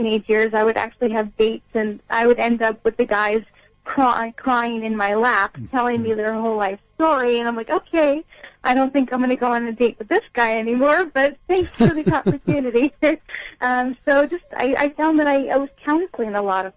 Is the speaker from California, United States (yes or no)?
yes; Long Beach, California, United States; now in East Coast, United States; I grew up in Long Beach, California